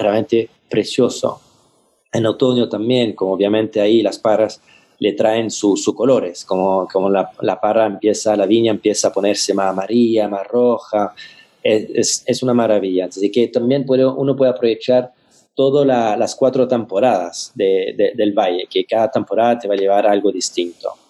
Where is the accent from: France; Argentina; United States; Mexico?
France; Spanish is a second language; now in Chile; como, francés, eh, llegando a Chile